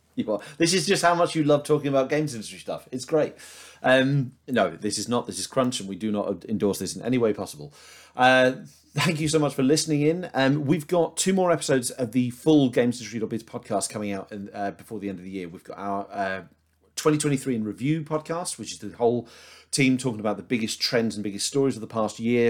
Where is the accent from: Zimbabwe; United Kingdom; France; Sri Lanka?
United Kingdom; as a Brit